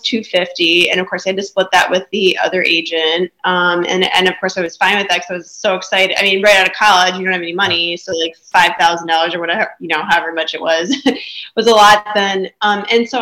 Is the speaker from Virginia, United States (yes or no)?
no; Stevens Point, Wisconsin, United States; moved away as an adult; now in Sarasota, United States; I'm originally from Stevens Point, Wisconsin